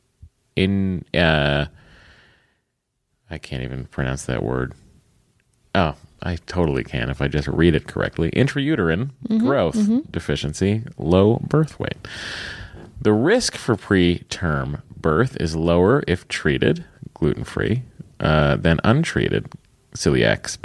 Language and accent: English; Lowell, Massachusetts, United States; I'm from Lowell, which we pronounce Lowell